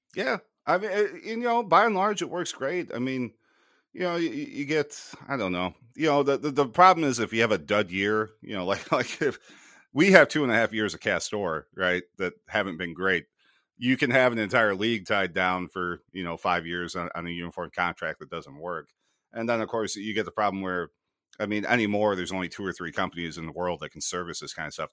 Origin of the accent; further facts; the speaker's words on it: United States; growing up in American sports culture